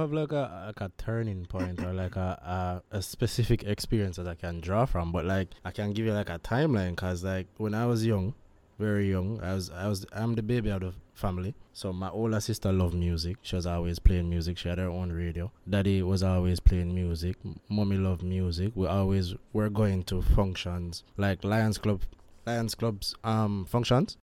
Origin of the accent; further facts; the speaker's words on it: Jamaica; As a Jamaican